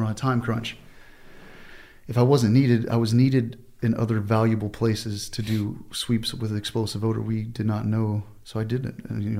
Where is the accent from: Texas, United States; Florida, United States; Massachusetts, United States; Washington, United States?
Texas, United States; Southeast; Texas, Southeast Texas.